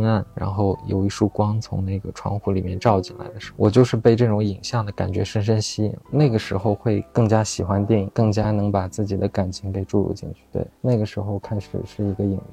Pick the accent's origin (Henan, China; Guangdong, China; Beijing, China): Beijing, China; also born or lived in Xining, Qinghai; 我小时候在北京嘛，然后那时候藏语也不太会说